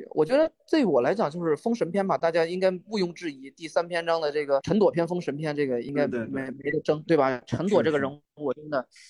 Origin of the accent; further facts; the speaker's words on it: China; 我们作为一个中国人看到这种类型，我们为什么会觉得它不一样？